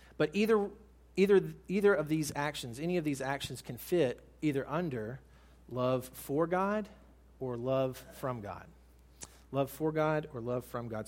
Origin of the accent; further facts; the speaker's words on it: United States; as American Christians